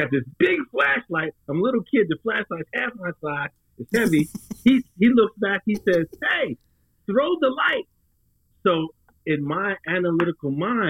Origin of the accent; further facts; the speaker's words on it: New York, United States; I'm from New York.